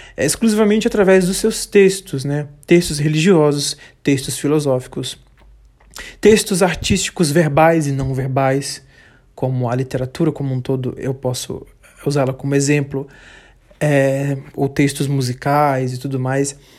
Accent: Bahia, Brazil; eu sou é, baiano, mas não sou só baiano. Eu moro no sul da Bahia

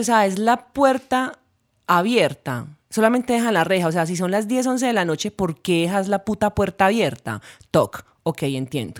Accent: Urrao, Antioquia, Colombia; moved away; en mi pueblo no se veía eso

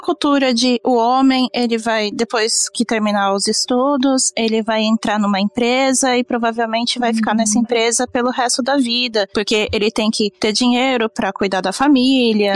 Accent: Brazil; now in Japan; eu sou brasileira

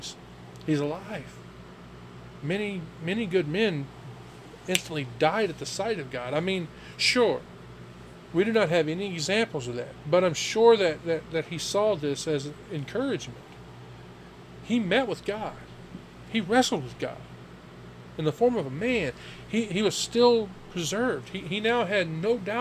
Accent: Louisiana, United States; moved away; I am from the South, and back in Louisiana

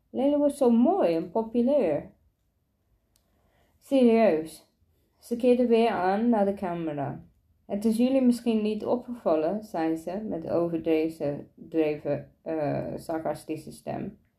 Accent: Driebergen-Rijsenburg, Utrecht, Netherlands; Mijn ouders komen vanuit Marrakesh. de licht in Marokko en verhuisde ze naar Nederland. Ik ben geboren in Driebergen, Rijzenburg en zat in de klas met veel witte kinderen.

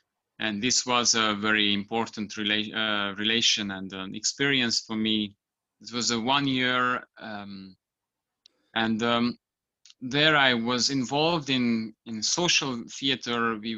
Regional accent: Pécs, Baranya, Hungary; English is a second language; moved away as an adult; also born or lived in Ferrara, Italy / Bergamo, Italy; I'm from Hungary, from the city of Pécs, where I was born, and I made I studied the Faculty of Art of the University of Pécs. I studied the cinematography and Italian language.

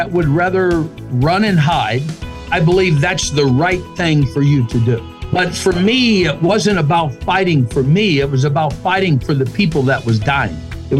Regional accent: Pennsylvania, United States; I grew up in Pennsylvania. We grew up in the mountains. In our culture in that area, families done a lot of hunting together.

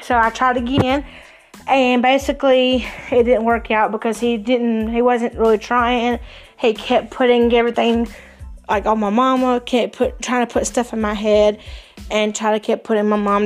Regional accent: Cowpens, South Carolina, United States; also born or lived in Spartanburg, South Carolina / Pacolet, South Carolina; originally came from Spartanburg to Cowpens and then to Packlet

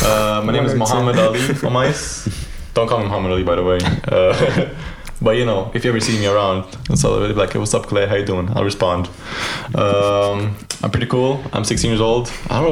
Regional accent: Lebanon; also born or lived in Varberg, Sweden; I'm from Lebanon, man. Born and raised. No, I wasn't born and raised there. I was born in Sweden. Fun fact. In Varberg, where William lives.

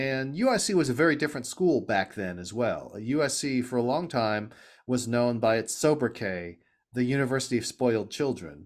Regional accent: Los Angeles, California, United States; I grew up in Southern California, in L

